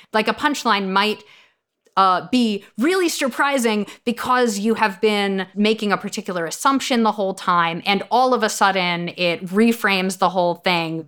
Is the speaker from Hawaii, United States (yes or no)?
no; New York, United States; I'm a woman raised Jewish in New York.